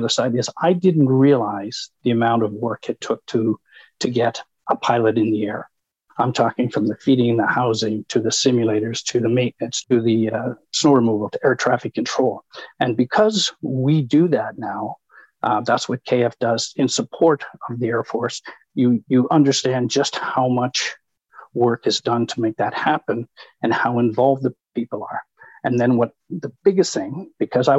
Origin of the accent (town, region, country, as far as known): Canada